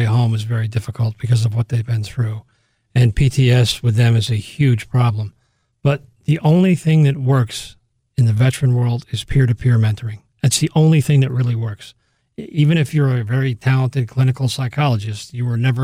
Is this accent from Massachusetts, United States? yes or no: no; Monroe, New York, United States; there was nothing like that going on in Orange County. I grew up in Monroe